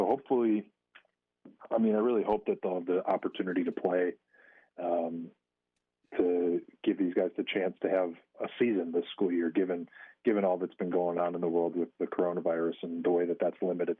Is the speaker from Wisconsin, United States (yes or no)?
yes; Green Bay, Wisconsin, United States; I grew up in Green Bay and went to Bayport High School.